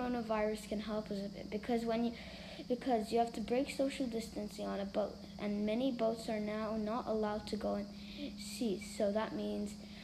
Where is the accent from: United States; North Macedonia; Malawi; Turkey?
Turkey; I was born in Turkey and I'm 9 years old